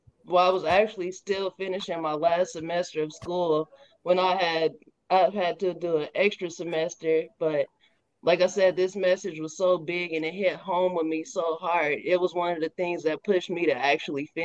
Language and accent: English; Kansas City, Missouri, United States; I am a Kansas City, Missouri native. And I take pride in being from the Missouri side.